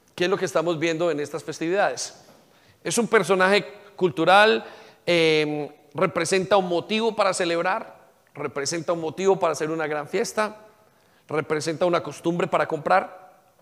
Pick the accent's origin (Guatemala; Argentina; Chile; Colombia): Colombia; now in England